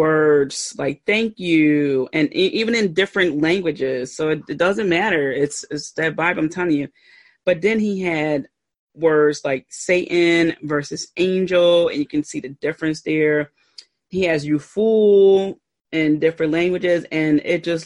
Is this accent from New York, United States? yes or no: no; Philadelphia, Pennsylvania, United States; I pronounce water like W-O-O-D-E-R. I'm from Philly